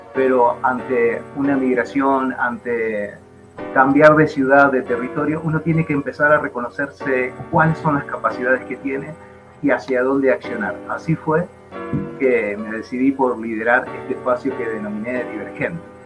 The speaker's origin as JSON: {"language": "Spanish", "region": "Buenos Aires", "country": "Argentina", "tie": "born or raised there", "moved": "yes", "lives_now": "Bogotá, Colombia", "said": "soy argentino, nací en Buenos Aires"}